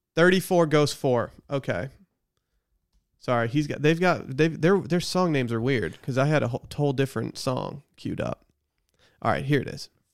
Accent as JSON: {"language": "English", "town": "Harbor Springs", "region": "Michigan", "country": "United States", "tie": "born or raised there"}